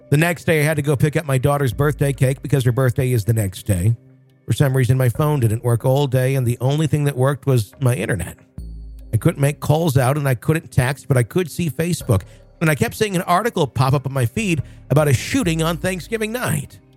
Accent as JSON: {"language": "English", "region": "Hawaii", "country": "United States", "tie": "born or raised there", "said": "Let's start off by simply stating that I grew up in Hawaii on the Big Island"}